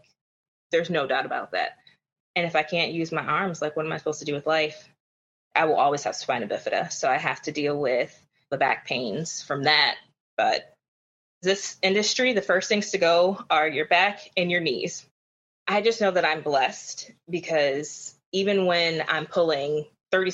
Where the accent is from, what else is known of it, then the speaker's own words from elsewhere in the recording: Kenosha, Wisconsin, United States; moved away as an adult; also born or lived in Chicago, Illinois; now in Tampa, United States; I am originally from Kenosha, Wisconsin. Grew up most of my life there, between there and Chicago